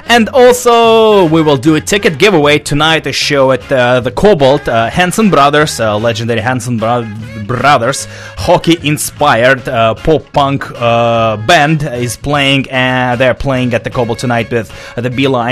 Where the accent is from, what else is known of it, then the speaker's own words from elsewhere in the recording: Russia; now in Vancouver, Canada; I am from Russia